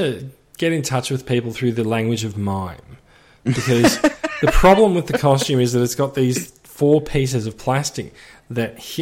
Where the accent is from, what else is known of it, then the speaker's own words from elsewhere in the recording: Melbourne, Victoria, Australia; now in Sydney, Australia; I grew up in Melbourne